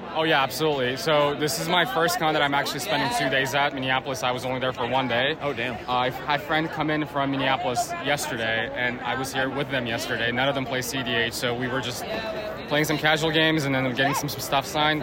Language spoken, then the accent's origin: English; Turkey; now in Chicago, United States; I'm originally from Turkey